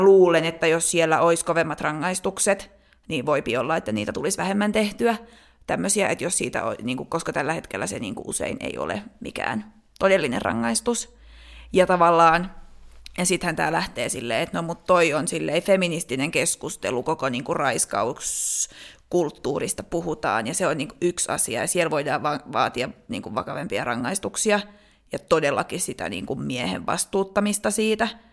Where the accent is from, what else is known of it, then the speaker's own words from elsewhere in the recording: Finland; moved away as an adult; also born or lived in Denmark; mä muutin Suomesta Tanskaan